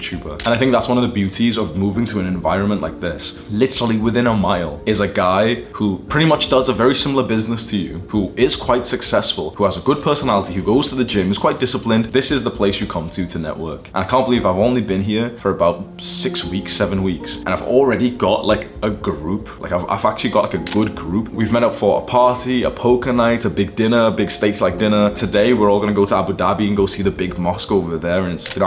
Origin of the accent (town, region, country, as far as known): Warrington, North West England, United Kingdom; born or raised there; moved away as an adult; now in Dubai, United Arab Emirates